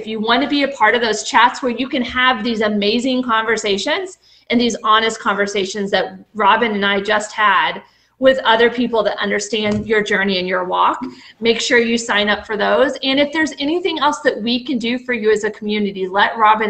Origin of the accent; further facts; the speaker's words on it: the South, United States; accent: Southern; I told you by the end of the night I probably would have my Southern accent back, but I think I did good.